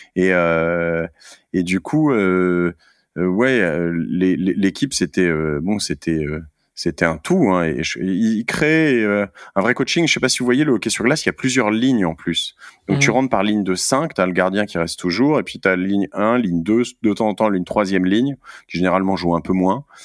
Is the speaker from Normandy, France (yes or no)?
yes; Cherbourg, Normandy, France; now in Paris, France; moi je suis né à Cherbourg en, Normandie